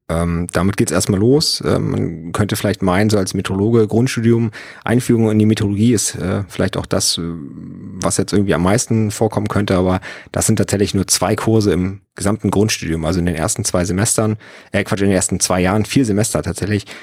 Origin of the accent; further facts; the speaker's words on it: Schleswig-Holstein, Germany; Also ich bin ja am Bungsberg groß geworden. Ähm, das ist ja diese riesengroße Erhebung in Schleswig-Holstein